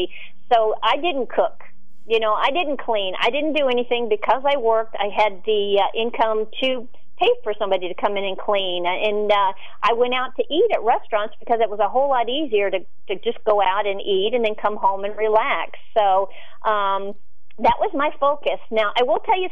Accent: Florida, United States; moved away as an adult; I was raised in Florida

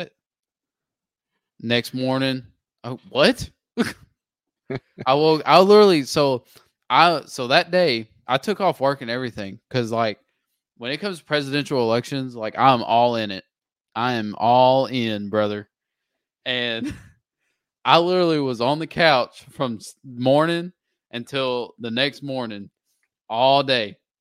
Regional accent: United States; as an American

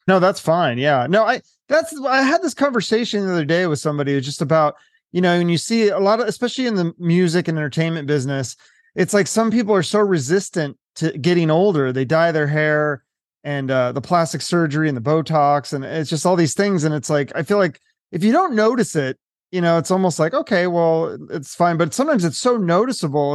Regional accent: Issaquah, Washington, United States; I grew up in, uh, a little well it used to be like a little town called Issaquah

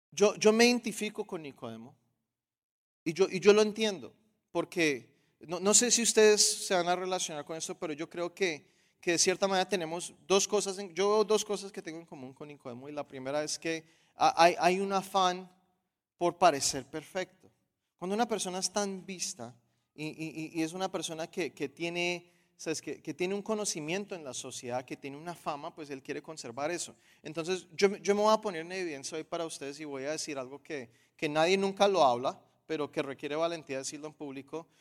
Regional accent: Colombia

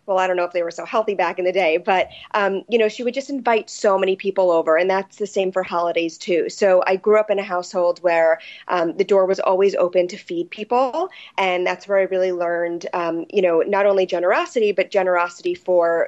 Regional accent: New York City, New York, United States; I grew up on the Upper East Side of Manhattan in a small apartment.

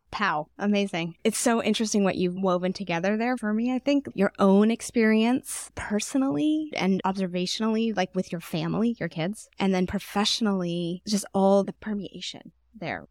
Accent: Houston, Texas, United States; I grew up in Texas

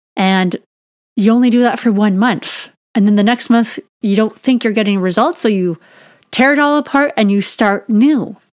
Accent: Canada; I'm Canadian and our growing season is just a couple months long

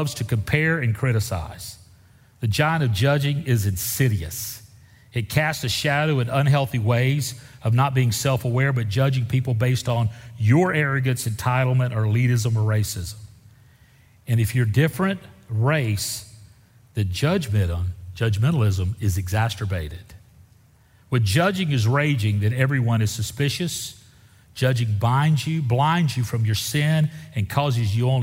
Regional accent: Deep South, United States; I grew up in the Deep South, and I remember my home church voting on whether or not to accept black people into the congregation

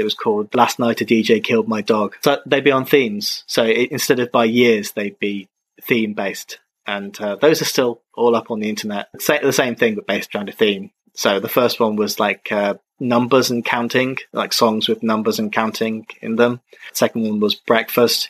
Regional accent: England, United Kingdom; moved away as an adult; also born or lived in Czech Republic / China; Now I've moved back to my home country

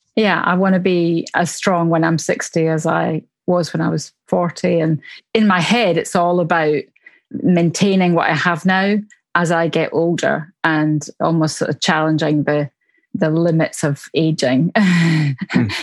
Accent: Glasgow, Scotland, United Kingdom; accent: Glasgow; now in Surrey, United Kingdom; I live in Surrey, just south of London in England, um, but my accent is from Glasgow in Scotland, where I was born.

